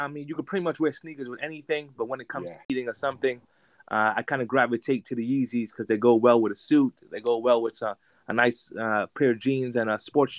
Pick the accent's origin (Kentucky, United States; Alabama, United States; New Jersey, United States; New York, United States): New York, United States; New York City; Up on Flatbush, Brooklyn, New York.